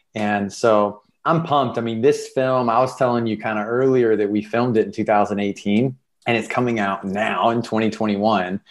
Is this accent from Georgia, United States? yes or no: no; South Carolina, United States; moved away as an adult; now in Los Angeles, United States; I'm a storyteller from South Carolina and I'm living in Los Angeles